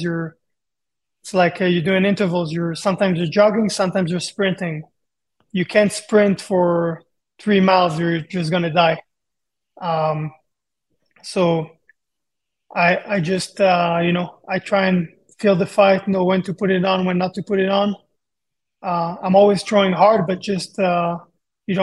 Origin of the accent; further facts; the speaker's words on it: Israel; moved away as an adult; also born or lived in Japan; now in Las Vegas, United States; I'm from Israel